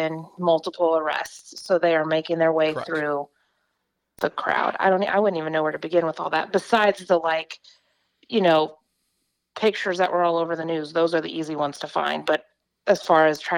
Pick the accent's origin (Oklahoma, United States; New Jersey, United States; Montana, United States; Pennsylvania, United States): Oklahoma, United States; also born or lived in Houston, Texas; I'm from Oklahoma